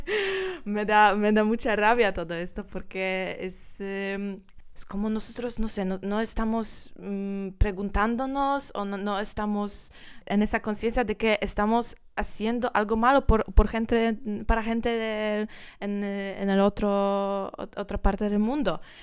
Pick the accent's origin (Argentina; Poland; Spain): Poland; Spanish is a second language; soy, soy polaca